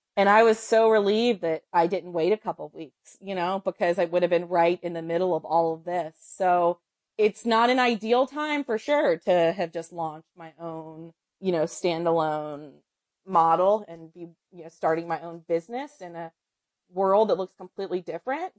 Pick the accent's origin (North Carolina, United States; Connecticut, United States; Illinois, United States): North Carolina, United States; I'm from North Carolina